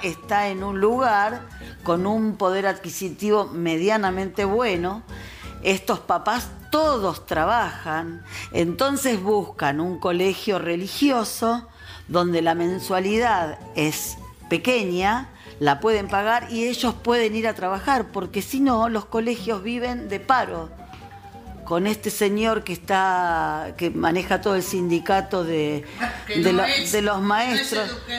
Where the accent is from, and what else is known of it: Argentina